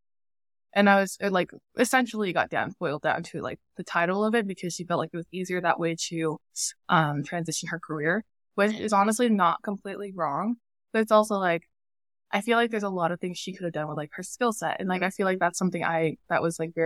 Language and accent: English; Yakima, Washington, United States; moved away as an adult; also born or lived in San Diego; I grew up in Yakima